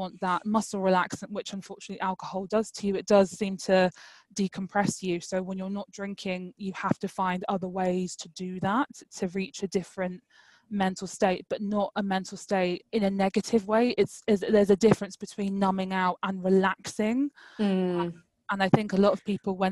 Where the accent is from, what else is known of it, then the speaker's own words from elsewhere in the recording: London, United Kingdom; I'm from East London, it's very multicultural.